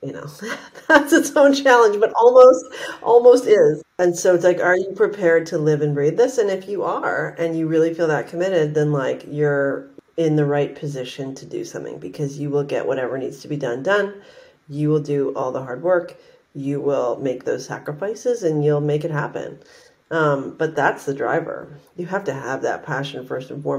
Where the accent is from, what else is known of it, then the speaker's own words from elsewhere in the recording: Vancouver, British Columbia, Canada; I grew up in Canada. I grew up in Vancouver, Canada